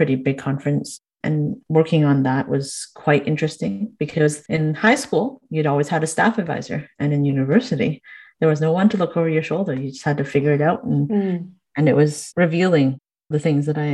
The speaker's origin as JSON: {"language": "English", "town": "Niagara Falls", "region": "Ontario", "country": "Canada", "tie": "born or raised there", "said": "I'm a Canadian born, I guess, Chinese woman who grew up in Niagara Falls and haven't strayed very far from where I grew up"}